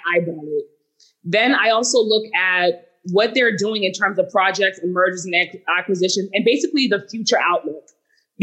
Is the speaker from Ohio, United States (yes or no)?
no; Boston, Massachusetts, United States; I'm from Boston